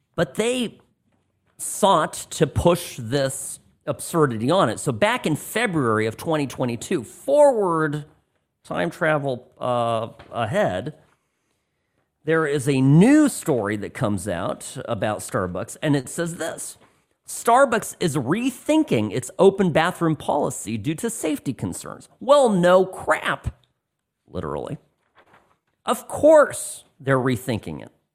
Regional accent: California, United States; moved away as an adult; now in Las Vegas, United States; my past life as a Californian

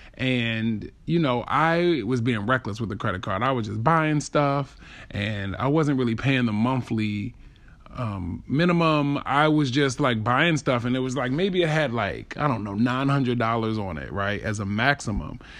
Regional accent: Baltimore, Maryland, United States; I grew up in Baltimore

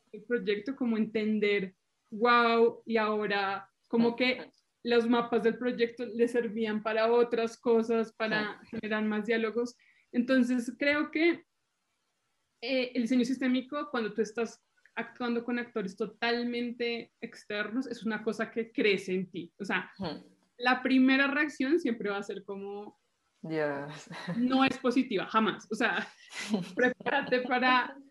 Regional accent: Colombia; moved away as an adult; now in Italy; yo soy colombiana, vivo en Italia

